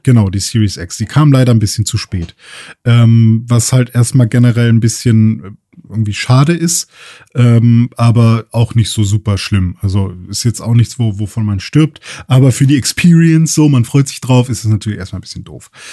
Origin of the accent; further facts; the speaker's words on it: Germany; bei uns in Deutschland